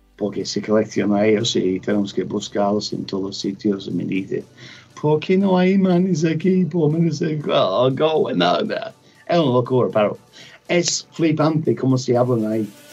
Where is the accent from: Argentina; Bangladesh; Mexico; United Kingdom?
United Kingdom; England; Spanish is a second language; now in Granada, Spain; no sé mucho español. Soy inglés